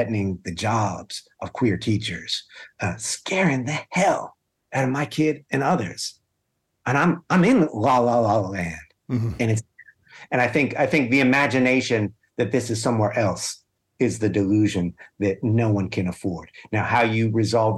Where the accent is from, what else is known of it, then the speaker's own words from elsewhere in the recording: upstate New York, United States; now in Hanover, United States; my hometown. I was connecting to New York, upstate New York, a little blue dot, but a mostly kind of red area.